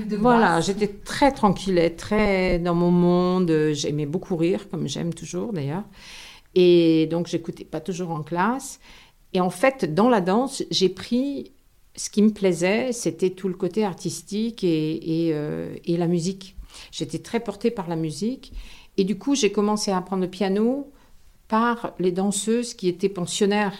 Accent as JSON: {"language": "French", "town": "Grasse", "region": "Provence-Alpes-Côte d'Azur", "country": "France", "tie": "born or raised there", "also_born_or_lived": "Paris", "moved": "as an adult", "said": "j'ai grandi à Grasse"}